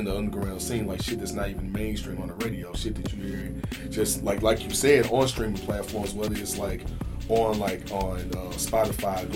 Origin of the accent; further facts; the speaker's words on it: St. Louis, Missouri, United States; what we was raised on in St. Louis